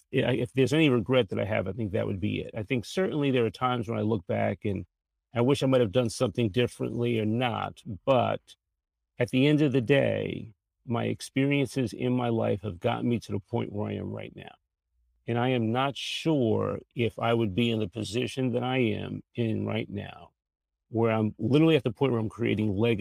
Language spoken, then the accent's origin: English; New York City, New York, United States; moved away as an adult; now in Washington, D.C., United States; I'm from New York originally. I'm a Bronx boy, born and raised in the Bronx. Made my way to the D.C. area over 40 years ago.